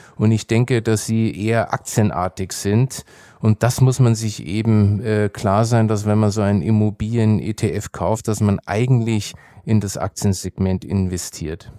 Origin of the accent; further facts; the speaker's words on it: Nuremberg, Bavaria, Germany; meine Heimatstadt äh, Nürnberg